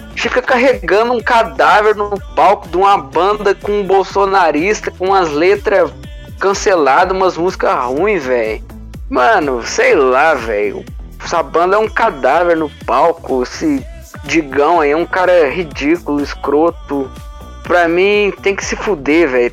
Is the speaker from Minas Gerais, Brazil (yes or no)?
yes; Belo Horizonte, Minas Gerais, Brazil; Belo Horizonte, né? Minha terra